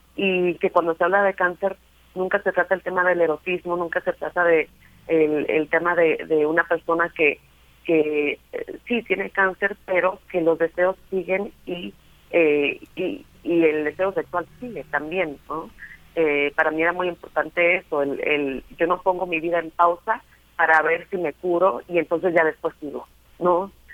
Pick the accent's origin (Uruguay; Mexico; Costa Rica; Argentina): Mexico; Sonora; soy sonorense